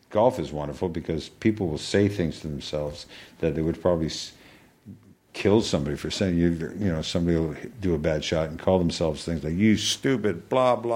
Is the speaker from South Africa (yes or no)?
no; Canada; I I'm Canadian. I watch hockey.